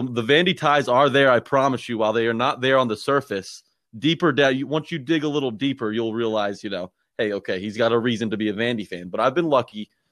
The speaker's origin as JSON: {"language": "English", "town": "Franklin", "region": "Tennessee", "country": "United States", "tie": "born or raised there", "also_born_or_lived": "Nashville / Oxford, Mississippi", "said": "I grew up, uh, in Franklin, Tennessee, actually, in Middle Tennessee."}